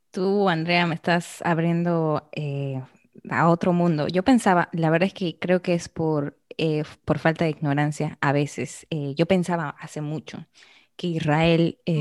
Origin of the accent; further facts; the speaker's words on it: Arequipa, Peru; moved away as an adult; now in Dominican Republic; yo soy de Arequipa, en Perú.